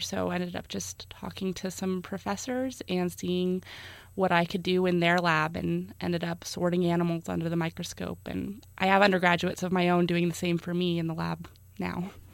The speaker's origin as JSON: {"language": "English", "town": "South Lake Tahoe", "region": "California", "country": "United States", "tie": "born or raised there", "said": "I grew up in South Lake Tahoe"}